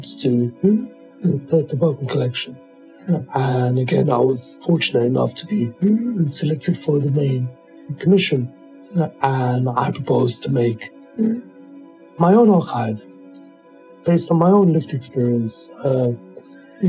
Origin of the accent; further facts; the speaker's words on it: United Kingdom; growing up as a British black person